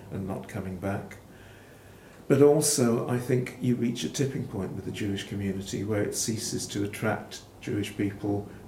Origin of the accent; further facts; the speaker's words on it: Birmingham, West Midlands, United Kingdom; moved away; also born or lived in Cardiff; I was brought up in Birmingham